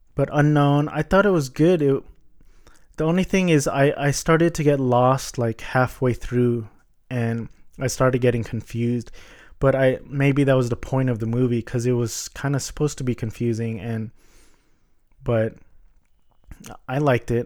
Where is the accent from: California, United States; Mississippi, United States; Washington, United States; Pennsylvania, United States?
California, United States; Orange County; I'm a Filipino American and I was born in the States. Um, I went to Catholic private elementary and Catholic private high school in Orange County